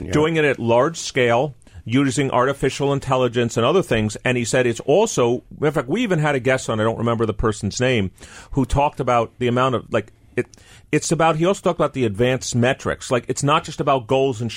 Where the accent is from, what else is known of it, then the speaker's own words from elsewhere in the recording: New York City, New York, United States; growing up in Manhattan